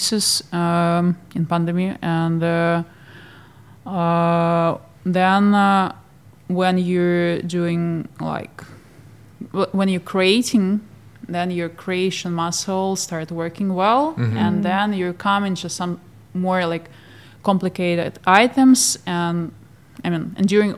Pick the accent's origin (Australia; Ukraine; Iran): Ukraine; Odesa, Odesa Oblast; moved away as an adult; now in Geneva, Switzerland; I am from Ukraine, from Odessa. But now we live in Switzerland